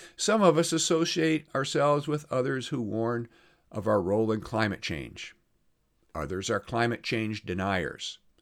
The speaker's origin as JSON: {"language": "English", "region": "Iowa", "country": "United States", "tie": "born or raised there", "moved": "yes", "said": "I'm going over to my hometown in Iowa"}